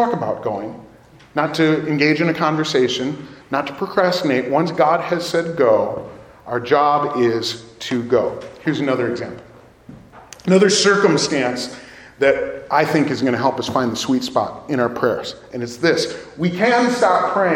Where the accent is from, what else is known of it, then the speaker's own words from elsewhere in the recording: Downers Grove, Illinois, United States; my family, we're from Downers Grove.